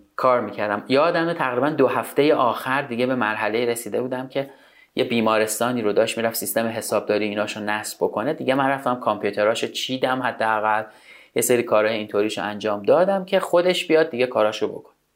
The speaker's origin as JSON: {"language": "Persian", "town": "Tehran", "region": "Tehran Province", "country": "Iran", "tie": "born or raised there", "said": "تو تهران به دنیا آمدم تا اونجا که یادم میاد از منطقه بلوار کشاورز محله بلوار کشاورز بوده خونمون"}